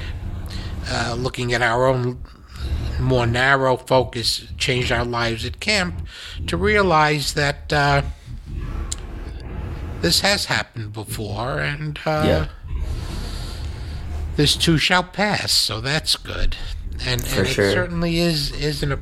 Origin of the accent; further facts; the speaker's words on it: United States; as an American